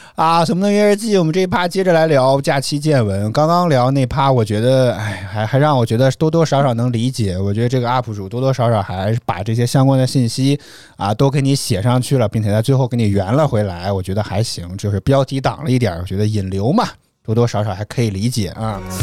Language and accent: Chinese; Henan, China; 我是河南人啊